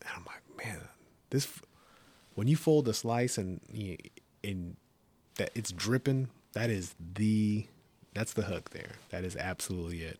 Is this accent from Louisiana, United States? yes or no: no; California, United States; moved away as an adult; I grew up in California